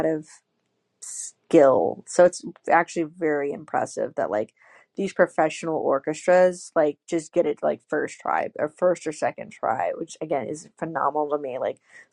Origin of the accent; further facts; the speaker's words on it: Illinois, United States; I'm from Illinois. He used to work at Western Illinois University, which is like 2 hours away from my hometown.